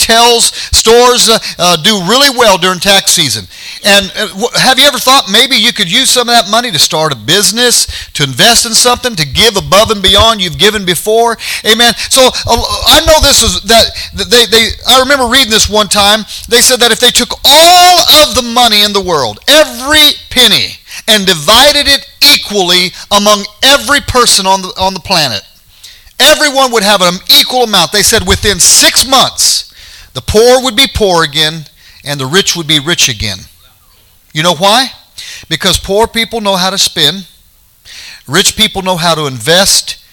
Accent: United States; as an American

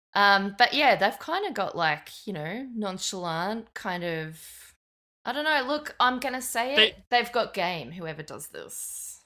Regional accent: Brisbane, Queensland, Australia; I'm from Brisbane

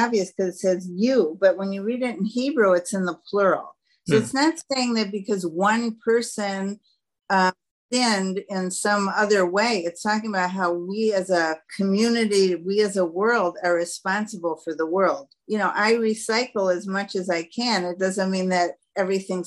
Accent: Detroit, Michigan, United States; moved away as an adult; now in Israel; Growing up in Detroit, it didn't mesh to have snow on Pesach

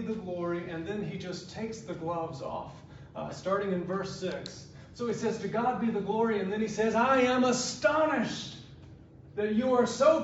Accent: South Georgia, United States; I was born and raised in South Georgia

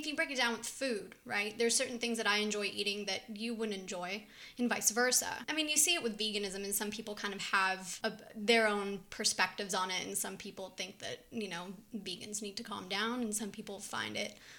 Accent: Israel; because I grew up in two countries. I grew up here and in Israel.

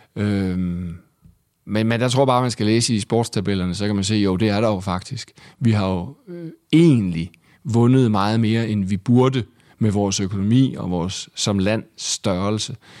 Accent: Vejle, Southern Denmark, Denmark; moved away as an adult; also born or lived in Aarhus; now in Copenhagen, Denmark; jeg var fra Vejle

